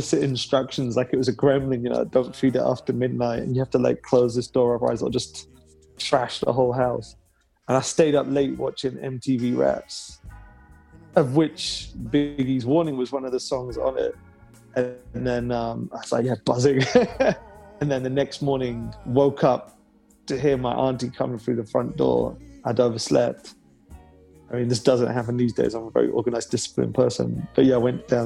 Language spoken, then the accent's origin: English; Leeds, Yorkshire and the Humber, United Kingdom; accent: London; moved away; also born or lived in London; But I'm from Leeds originally, so my mum always used to like tease me as a kid, saying you pronounce things in the London fashion.